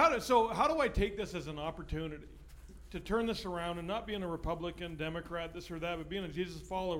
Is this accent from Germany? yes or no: no; Canada; now in United States; I have the luxury of being Canadian, and I'm not allowed to vote technically.